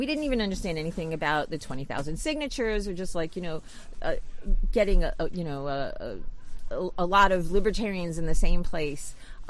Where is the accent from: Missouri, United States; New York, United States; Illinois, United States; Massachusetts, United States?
New York, United States; New York City; now in New Hampshire, United States; I'm originally from Brooklyn, New York